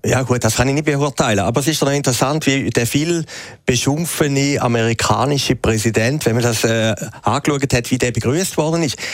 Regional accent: Schaffhausen, Switzerland; Die, äh, Uhrenfabrik aus meiner Heimatstadt im Norden von der Schweiz

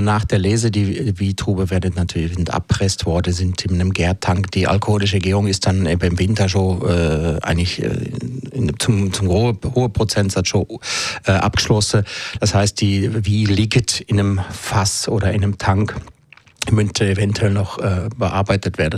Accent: Switzerland; bei uns in der Schweiz

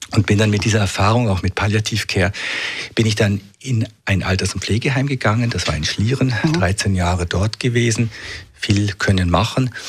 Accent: Munich, Bavaria, Germany; born there; Nein, ich, ich bin nicht hier geboren. Ich bin in München geboren im Jahr 65, also bin jetzt 57 und ähm, habe äh, Psychologie studiert in München

